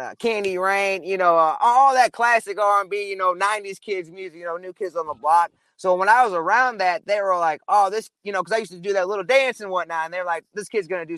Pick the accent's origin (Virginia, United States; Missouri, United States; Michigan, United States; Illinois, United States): Missouri, United States; St. Louis; we're from St. Louis